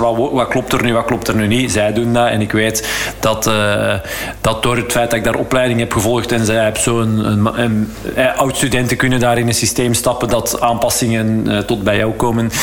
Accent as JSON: {"language": "Dutch", "region": "Flanders", "country": "Belgium", "said": "als Vlaming"}